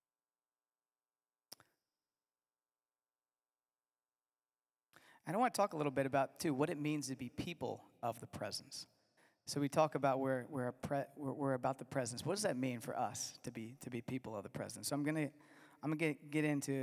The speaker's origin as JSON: {"language": "English", "region": "Virginia", "country": "United States", "tie": "born or raised there", "said": "I'm from Virginia"}